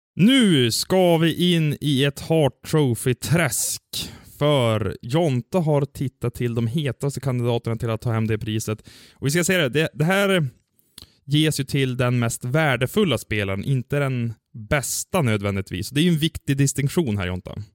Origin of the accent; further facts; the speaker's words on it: Sweden; som svensk